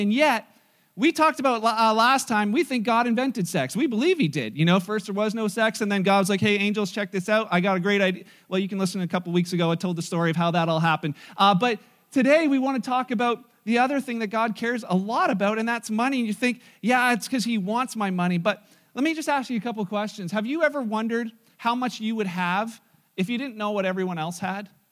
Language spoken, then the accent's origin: English; Canada; we're Canadian